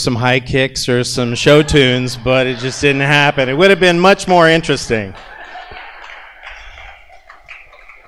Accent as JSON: {"language": "English", "town": "Columbia", "region": "Missouri", "country": "United States", "tie": "born or raised there", "said": "I was growing up in Columbia, Missouri"}